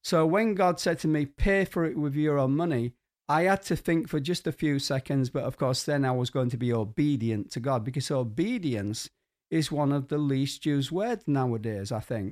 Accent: Hull, Yorkshire and the Humber, United Kingdom; moved away; also born or lived in Guatemala; my hometown of Kingston upon Hull

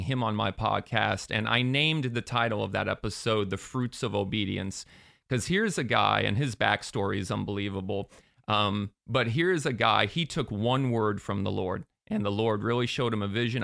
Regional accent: Sarasota, Florida, United States; now in Orlando, United States; I grew up in Sarasota, but I came up to Orlando to attend U C F

